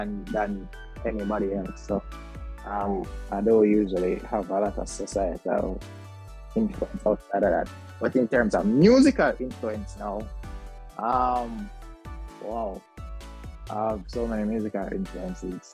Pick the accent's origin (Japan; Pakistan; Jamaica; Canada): Jamaica; Kingston; also born or lived in Mandeville, Manchester, Jamaica; I grew up in Kingston